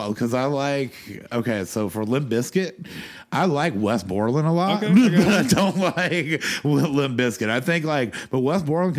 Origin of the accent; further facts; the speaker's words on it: Winnsboro, South Carolina, United States; Oh, Winsboro.